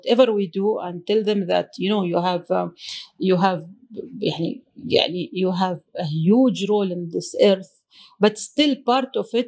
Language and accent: English; Oman; I'm from Oman